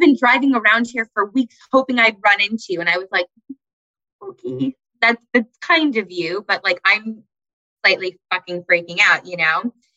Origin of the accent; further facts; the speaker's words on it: Parkland, Florida, United States; I grew up in Parkland, Florida